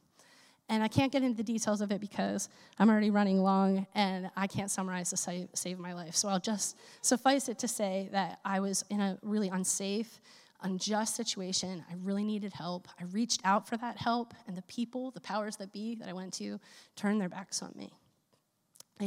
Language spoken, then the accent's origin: English; Philadelphia, Pennsylvania, United States; In the faith community that I grew up in Philadelphia, where I'm from